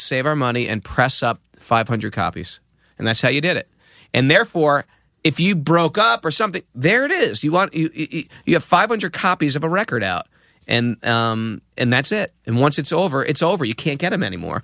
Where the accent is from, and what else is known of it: Danbury, Connecticut, United States; born or raised there